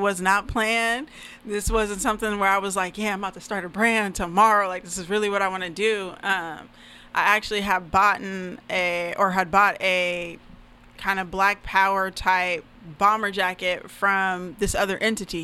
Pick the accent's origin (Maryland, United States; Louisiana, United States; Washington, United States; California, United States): Washington, United States; Federal Way; also born or lived in Oregon; I'm actually from Federal Way, Washington. Mm-hmm. Um, so that's you know that's where I grew up. Um, I was born in Oregon, but raised out here. You know, moved out here when I was four